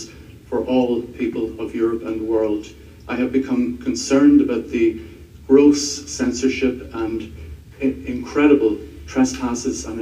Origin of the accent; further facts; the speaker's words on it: Ireland; I'm a lawyer and advocate for human rights from Ireland